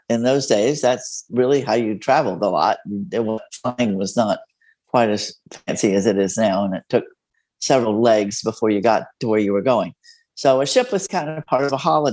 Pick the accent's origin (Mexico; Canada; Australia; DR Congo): Mexico; first language Spanish; English is a second language; now in San Antonio, United States; my first language is Spanish. I was born in Mexico.